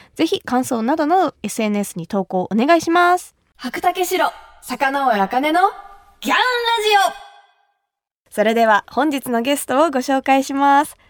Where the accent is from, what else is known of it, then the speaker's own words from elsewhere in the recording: Kumamoto, Japan; moved away as an adult; now in Tokyo, Japan; 私の地元熊本